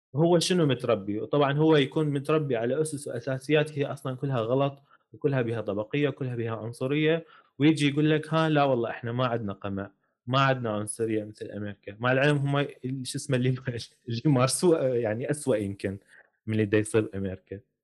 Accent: Iraq; accent: Iraqi; احنا نقول بالعراقي

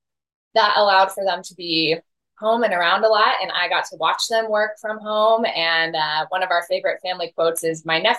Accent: Colorado, United States; born and raised, actually, I think, fourth or fifth generation Coloradan.

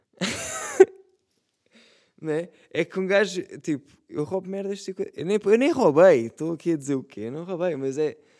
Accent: Setúbal, Portugal; Eu sou de Setúbal também

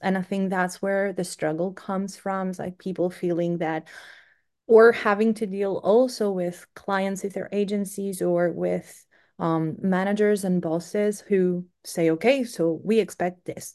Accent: Greece; moved away as an adult; now in United Kingdom; I'm originally from Greece

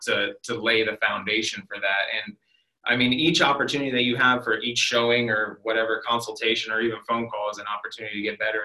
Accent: Worthington, Ohio, United States; also born or lived in Canal Winchester, Ohio; I grew up in Worthington, really right down the road here. Um, I ended up going to high school in Canal Winchester

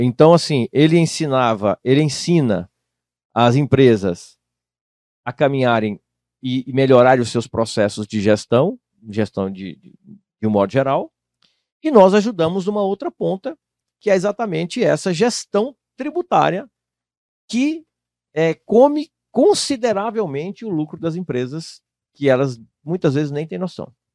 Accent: Tocantins, Brazil; moved away; Eu morava no estado de Tocantins, eu sou natural de Tocantins

